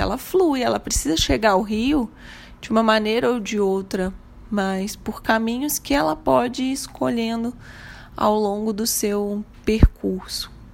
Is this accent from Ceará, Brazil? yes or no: no; Minas Gerais, Brazil; como mineira que sou